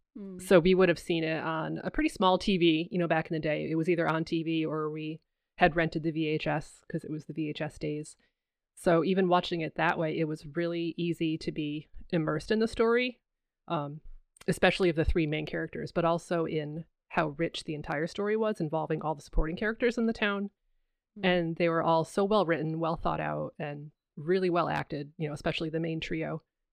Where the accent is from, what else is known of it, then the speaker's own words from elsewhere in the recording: Massachusetts, United States; So, you know, I'm from Massachusetts and the East Coast is very familiar.